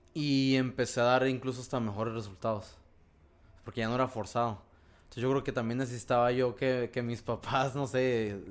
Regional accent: Ensenada, Baja California, Mexico; como soy de Ensenada, allá desde los 11, 12 años entrenábamos solos

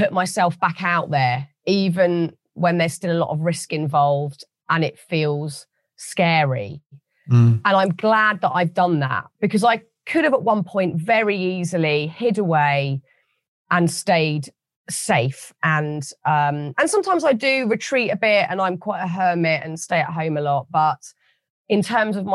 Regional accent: United Kingdom; As a British person

